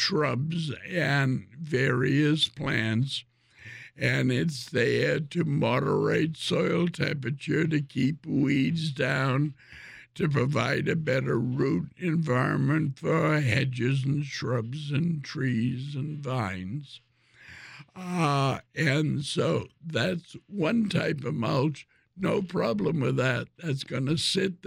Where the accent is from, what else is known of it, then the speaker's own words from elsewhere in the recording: Ireland; I'm Irish